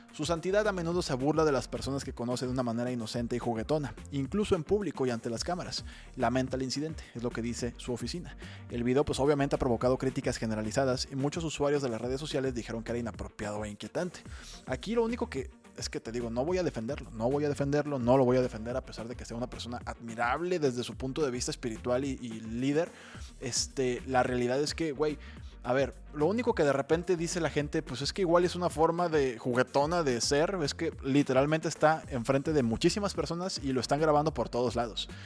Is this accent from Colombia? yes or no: no; Mexico; a nosotros como mexicanos